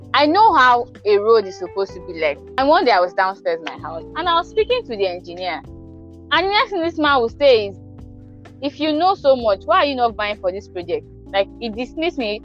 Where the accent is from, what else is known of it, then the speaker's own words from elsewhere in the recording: Ekiti, Nigeria; I'm from Ekiti State